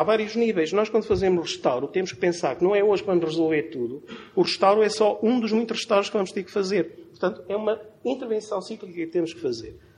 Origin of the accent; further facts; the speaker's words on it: Chaves, Norte, Portugal; accent: Trás-os-Montes; Na minha terra, o Sr. Trás-Montes, já devem ter percebido pela pronúncia